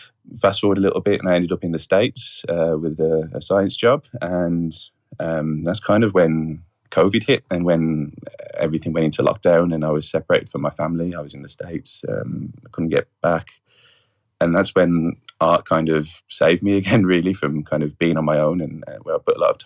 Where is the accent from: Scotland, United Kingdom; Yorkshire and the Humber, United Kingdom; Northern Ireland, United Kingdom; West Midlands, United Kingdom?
West Midlands, United Kingdom; West Bromwich; I'm originally from West Bromwich in the Midlands in the UK, hence the accent